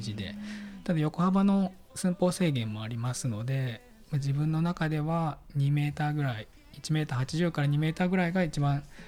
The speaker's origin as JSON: {"language": "Japanese", "town": "Seto", "region": "Aichi", "country": "Japan", "tie": "born or raised there", "said": "私自身があの愛知県の瀬戸市の生まれ"}